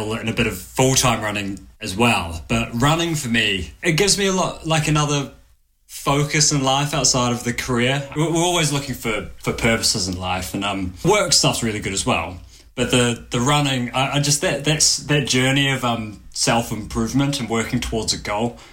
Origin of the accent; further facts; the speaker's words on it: Dunedin, Otago, New Zealand; moved away as an adult; also born or lived in London / Thailand (heritage); now in Nottingham, United Kingdom; I'm from Dunedin, New Zealand